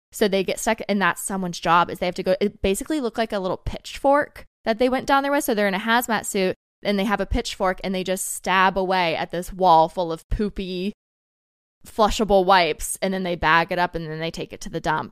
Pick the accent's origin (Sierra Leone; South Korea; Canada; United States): United States; the South; I grew up in the South